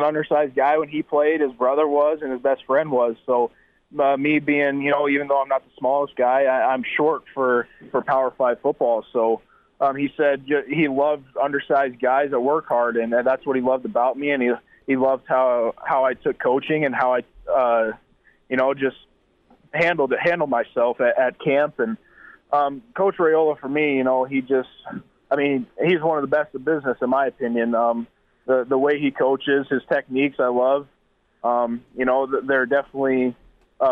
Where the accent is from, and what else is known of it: South Dakota, United States; born or raised there